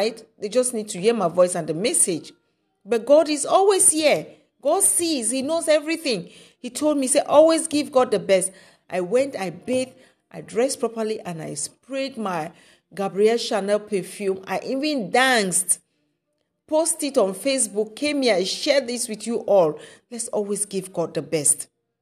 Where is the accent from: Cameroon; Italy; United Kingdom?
Cameroon; where I'm coming from Cameroon